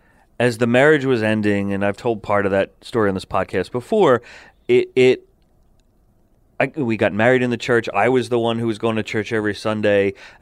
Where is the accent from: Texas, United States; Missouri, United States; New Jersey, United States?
New Jersey, United States; Verona; the parish I grew up in Verona, New Jersey, was fairly progressive.